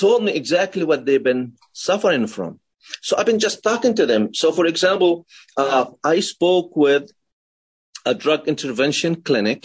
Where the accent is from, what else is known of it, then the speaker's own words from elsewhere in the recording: Palestine; moved away as an adult; now in United States; I was born in Palestine. Then I migrated to the United States after I finished high school.